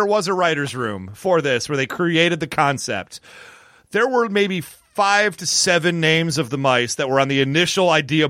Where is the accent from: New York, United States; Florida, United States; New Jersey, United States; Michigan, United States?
Michigan, United States; I being from Michigan